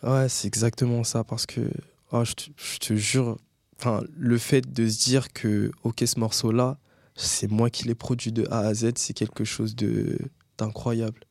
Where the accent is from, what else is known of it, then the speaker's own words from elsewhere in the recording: Linas, Île-de-France, France; moved away as an adult; now in Créteil, France; j'ai grandi à Linas dans le 91 avec ma mère